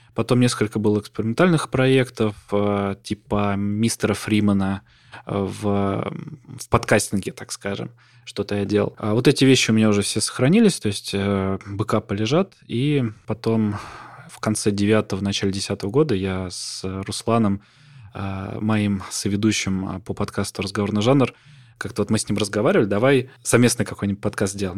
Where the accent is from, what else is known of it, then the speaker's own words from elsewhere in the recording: Voronezh, Voronezh Oblast, Russia; я там из Воронежа